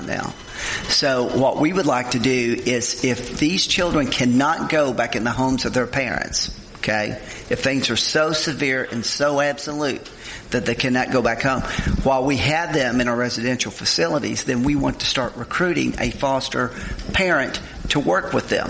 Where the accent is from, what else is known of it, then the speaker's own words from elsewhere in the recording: Olive Hill, Kentucky, United States; I grew up in Olive Hill, Kentucky, Eastern Kentucky.